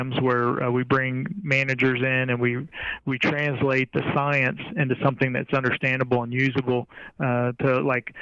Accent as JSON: {"language": "English", "town": "Corpus Christi", "region": "Texas", "country": "United States", "tie": "born or raised there", "said": "I basically grew up at the beach, so I'm from Corpus Christi"}